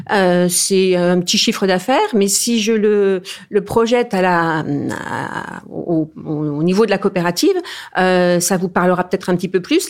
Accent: eastern France, France; je suis originaire de l'est de la France

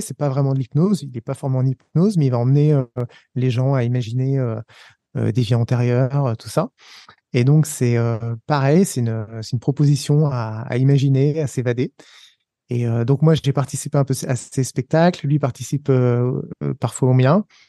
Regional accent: Savoie, Auvergne-Rhône-Alpes, France; moved away as an adult; also born or lived in Paris; moi, comme je suis savoyard

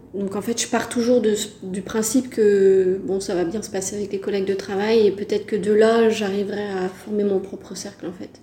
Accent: Brittany, France; also born or lived in Decorah, Iowa, United States; je suis française, je viens de Bretagne plus précisément

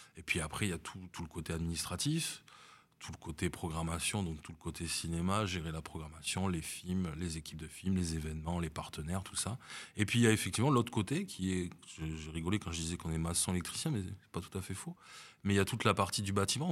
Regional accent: Bordeaux, Nouvelle-Aquitaine, France; moved away as an adult; also born or lived in Paris; now in Nice, France; je suis né à Paris et euh, je suis effectivement, j'ai passé toute ma vie à, à Bordeaux

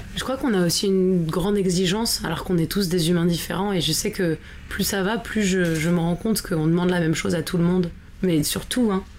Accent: France; on est des Français

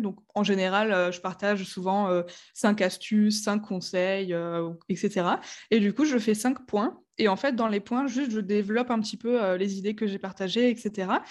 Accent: Strasbourg, Grand Est, France; j'ai 28 ans, je viens de Strasbourg, qui est une ville

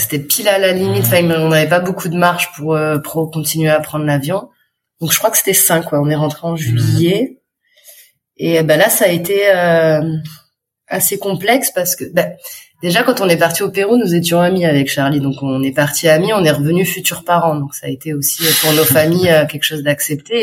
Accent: France; moved away as an adult; also born or lived in Dax; Nous, on est de Montpellier, et de Nice

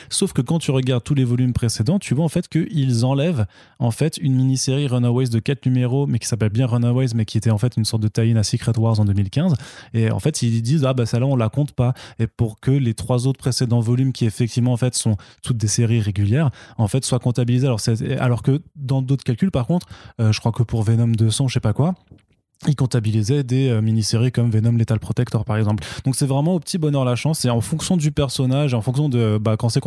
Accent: France; phonétiquement, en tant que français, on va le lire Torun Grönbeck

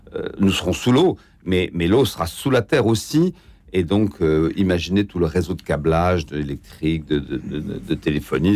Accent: France; on est français

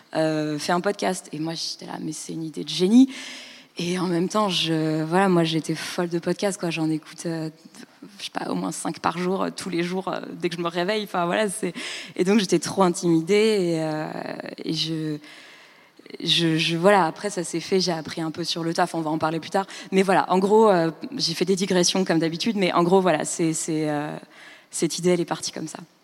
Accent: Île-de-France, France; moved away as an adult; also born or lived in Berlin, Germany; moi, je venais de banlieue

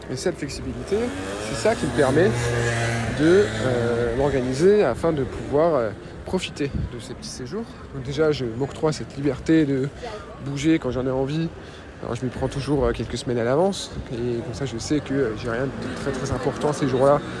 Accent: Metz, Grand Est, France; Et je vais souvent à Metz et en Moselle, parce que c'est là d'où je viens, c'est là que j'ai ma famille, c'est là que j'ai des amis d'enfance.

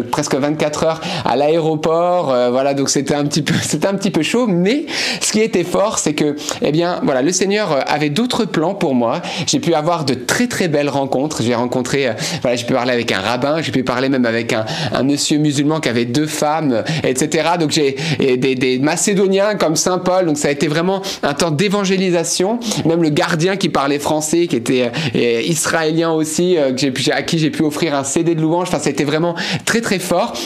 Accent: Lebanon; now in France; je suis né au Liban.

